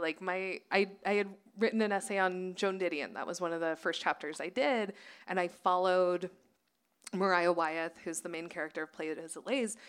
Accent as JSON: {"language": "English", "region": "Nevada", "country": "United States", "tie": "born or raised there", "moved": "yes", "lives_now": "Los Angeles, United States", "said": "having grown up in Nevada"}